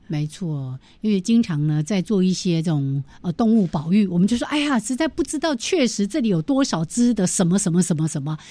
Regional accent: Changhua County, Taiwan; 我住彰化嘛， 我彰化人， 我们家后面本来有一条非常清澈的小溪

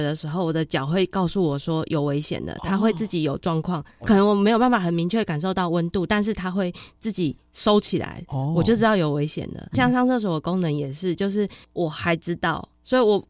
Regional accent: Taipei, Taiwan; also born or lived in Taichung; 从小在台北长大，我以前住万华

